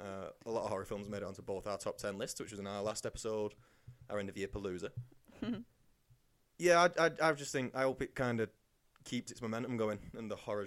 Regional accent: England, United Kingdom; we're English.

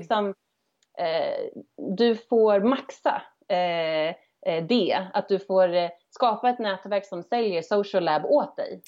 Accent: Örebro, Örebro County, Sweden; moved away as an adult; also born or lived in Stockholm; som valde att flytta hem till min hemstad Örebro

